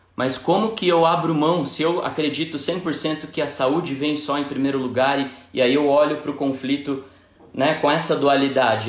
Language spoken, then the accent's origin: Portuguese; São Paulo, Brazil; moved away as an adult; now in Belo Horizonte, Brazil; eu sou de São Paulo, moro em Belo Horizonte há pouco mais de dois anos